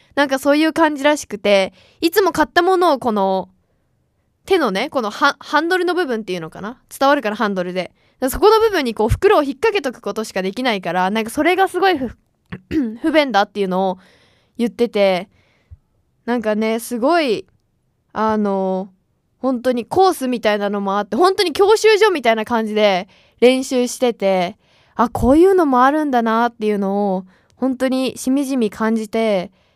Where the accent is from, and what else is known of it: Gunma, Japan; born or raised there; now in Tokyo, Japan